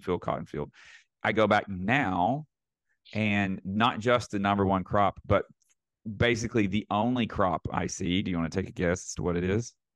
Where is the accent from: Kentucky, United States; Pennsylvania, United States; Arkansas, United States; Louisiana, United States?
Arkansas, United States; Northeast; moved away; I grew up in a town of eight thousand people in Northeast Arkansas.